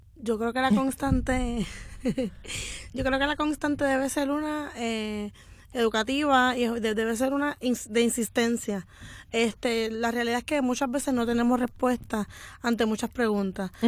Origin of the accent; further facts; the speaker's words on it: Morovis, Puerto Rico; yo soy de Morovi, de un pueblo de gente blanca